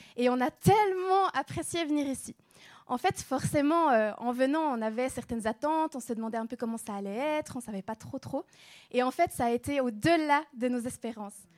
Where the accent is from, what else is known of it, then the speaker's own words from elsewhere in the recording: Switzerland; moved away; on vient de Suisse